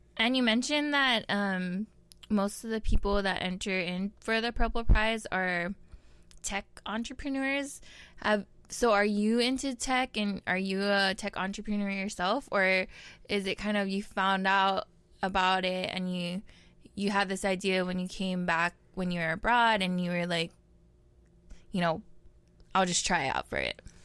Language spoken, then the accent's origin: English; Honolulu, Hawaii, United States; now in Kamiki, United States; I come from Papokolea, Oahu, and I'm now residing in Kamiki